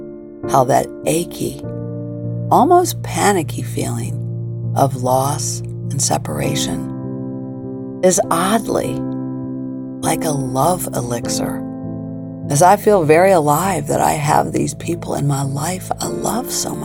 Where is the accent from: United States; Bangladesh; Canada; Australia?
United States; Springfield, Illinois; moved away as an adult; also born or lived in Virginia / Baltimore; my hometown of Springfield, Illinois